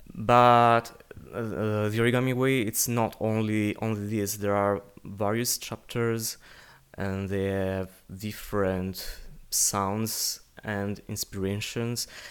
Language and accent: English; Italy; first language Italian; English is a second language; I'm, I'm Italian, so it's my native language